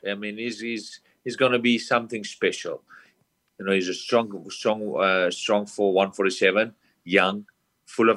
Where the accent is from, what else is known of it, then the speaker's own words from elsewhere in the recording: South Africa; moved away as an adult; now in United States; I'm from South Africa, a small town. I came over to America with no family, no friends, no one.